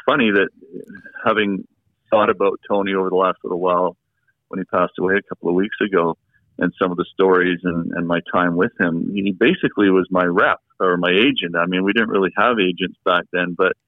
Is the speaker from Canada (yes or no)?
yes; Canada; I'm from Canada. I was born in Canada. My parents were born in Canada